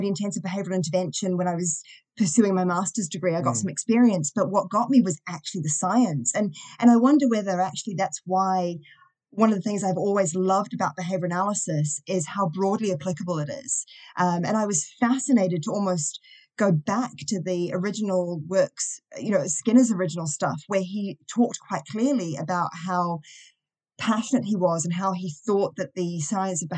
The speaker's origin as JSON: {"language": "English", "country": "New Zealand", "also_born_or_lived": "Auckland, New Zealand", "accent": "Kiwi", "moved": "yes", "lives_now": "Wales, United Kingdom", "said": "I'm a Kiwi"}